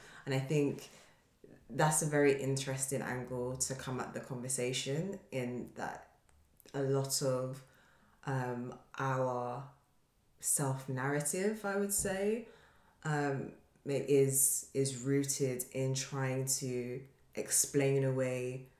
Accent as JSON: {"language": "English", "country": "Nigeria", "said": "speaking as Nigerians"}